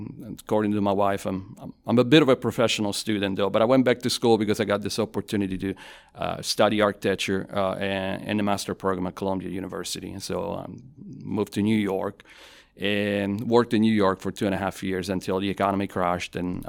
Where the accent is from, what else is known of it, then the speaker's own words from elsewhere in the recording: Avellino, Campania, Italy; also born or lived in Naples / Milan; So I am originally from Avellino. It's 50,000 people, about 25 miles away from Naples. So I'm from the south. And I lived in Avellino, Naples, and Milan, just based on my family's, my dad's job.